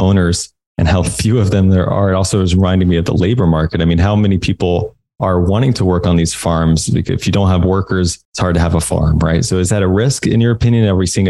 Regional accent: Indiana, United States; I grew up in Indiana, where it just seemed like the entire state was cornfields.

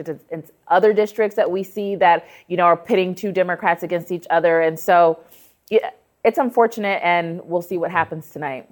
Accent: Ohio, United States; my home state of Ohio

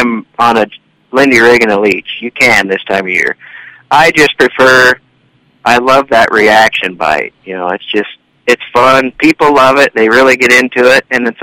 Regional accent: Kansas, United States; now in Minnesota, United States; I grew up in Kansas

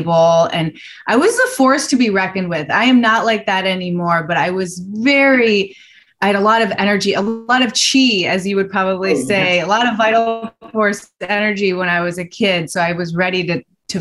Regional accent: Chicago, Illinois, United States; I grew up in Chicago

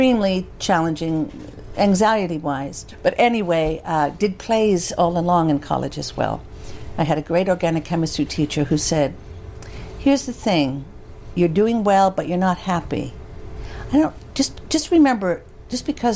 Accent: Holyoke, Massachusetts, United States; also born or lived in Worcester; I'm from Holyoke, 45 minutes away.

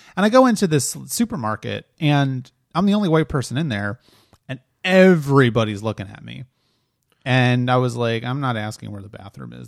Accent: Delaware, United States; I grew up in Delaware

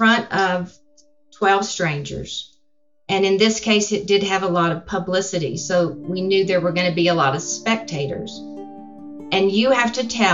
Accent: San Angelo, Texas, United States; And I was born in San Angelo. I have family in San Angelo

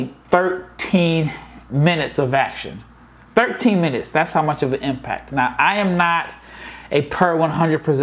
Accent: Omaha, Nebraska, United States; now in Dallas, United States; I am born and raised in Omaha. I live in Dallas

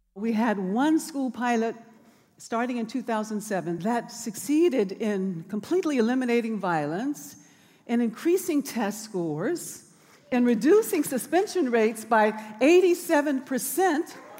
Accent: Birmingham, Alabama, United States; now in Oakland, United States; as a child growing up in Birmingham on Dynamite Hill

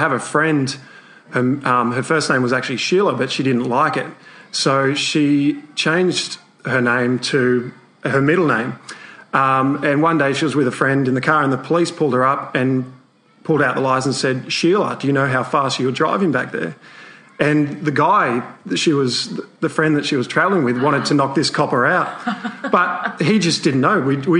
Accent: Bathurst, New South Wales, Australia; also born or lived in Sydney / Blue Mountains; we moved out to the Blue Mountains for a year, and then we slowly progressed west, and I've spent most of my life growing up in Bathurst, which is a country town of about 40,000.

